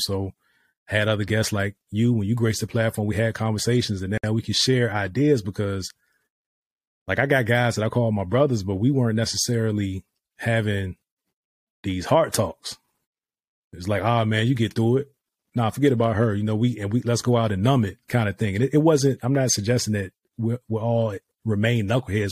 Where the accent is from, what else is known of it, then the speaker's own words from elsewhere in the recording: Virginia, United States; moved away as an adult; also born or lived in Dubai; now in Texas, United States; we're from Virginia